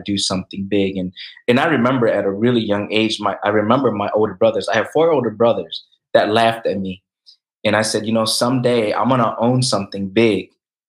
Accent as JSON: {"language": "English", "town": "Lansing", "region": "Michigan", "country": "United States", "tie": "born or raised there", "said": "Asian growing up in Lansing, Michigan"}